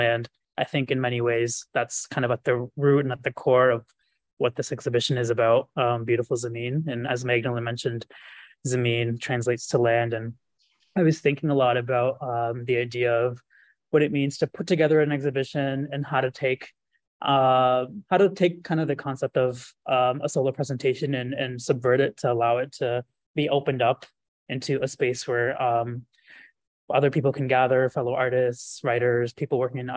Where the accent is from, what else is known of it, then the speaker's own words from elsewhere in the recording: Guelph, Ontario, Canada; the Art Gallery of Guelph, which is an art museum in my hometown.